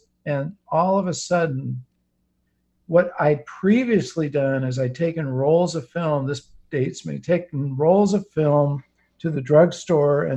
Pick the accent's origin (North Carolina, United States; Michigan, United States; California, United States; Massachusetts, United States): California, United States; Silicon Valley; I grew up in Silicon Valley long before it was called Silicon Valley.